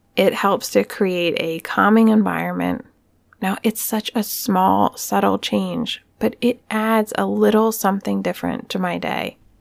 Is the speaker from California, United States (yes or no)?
no; Pennsylvania, United States; Punxsutawney, Pennsylvania, my home state.